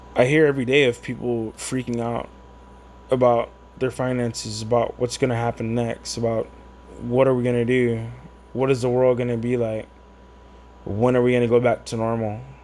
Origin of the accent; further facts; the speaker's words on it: San Antonio, Texas, United States; I'm just from San Antonio